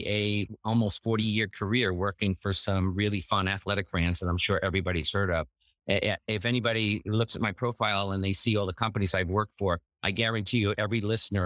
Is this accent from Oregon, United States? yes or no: no; New York City, New York, United States; I grew up in the Bronx, New York, one of five kids